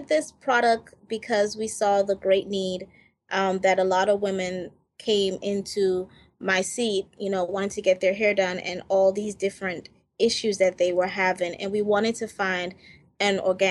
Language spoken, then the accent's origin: English; Jamaica; I'm from Jamaica